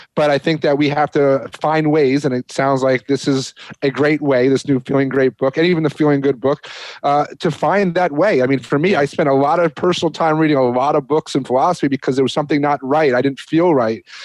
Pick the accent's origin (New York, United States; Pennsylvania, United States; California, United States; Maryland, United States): New York, United States; moved away; I'm a New Yorker